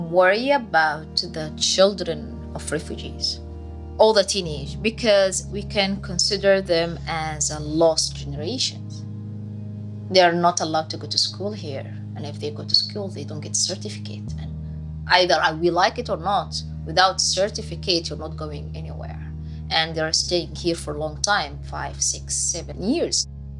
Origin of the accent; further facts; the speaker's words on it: Sudan; moved away as an adult; now in Indonesia; 1 month after I came to Indonesia, I was a teacher assistant. I'm originally from Sudan and I'm actually a dentist, and I came here as a refugee.